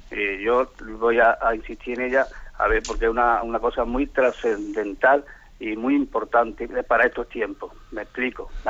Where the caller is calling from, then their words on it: Valladolid, Castile and León, Spain; de Valladolid.